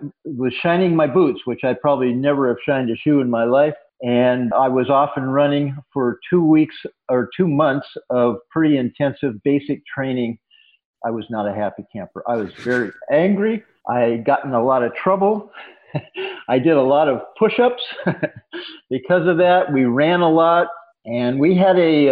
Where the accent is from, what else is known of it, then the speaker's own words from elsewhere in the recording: San Diego, California, United States; also born or lived in Boston / Washington State; now in Maine, United States; I was raised in San Diego. My family is originally from Washington State. My father was getting his PhD in sociology in Boston when I was born. But basically, I was raised in San Diego and grew up with a surfboard.